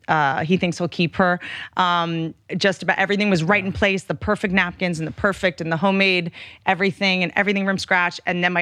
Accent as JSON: {"language": "English", "region": "Appalachia", "country": "United States", "said": "I come from Appalachia."}